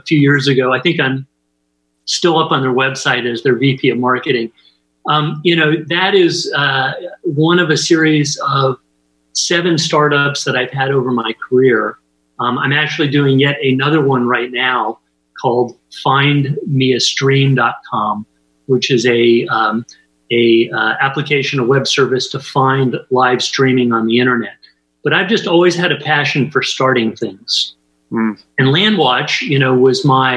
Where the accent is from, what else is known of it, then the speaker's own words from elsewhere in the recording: Santa Barbara, California, United States; also born or lived in Bay Area, California; now in Monterey, United States; I grew up in Santa Barbara, and it was a place that I just absolutely loved growing up